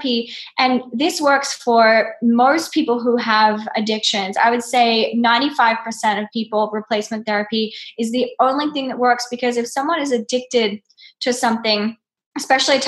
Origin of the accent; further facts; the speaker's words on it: Australia; now in New York, United States; I had an upbringing in Outback Australia